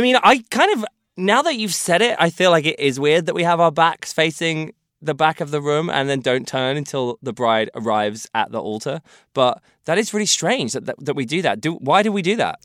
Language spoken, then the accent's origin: English; United Kingdom; as a British person